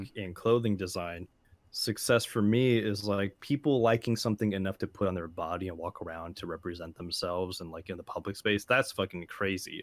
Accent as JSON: {"language": "English", "town": "San Jose", "region": "California", "country": "United States", "tie": "born or raised there", "said": "I grew up around San Jose"}